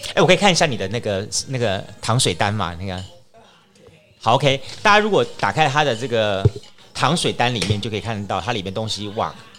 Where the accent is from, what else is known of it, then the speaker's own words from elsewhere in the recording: Taiwan; 我们台湾人所知道的鼻鳍啦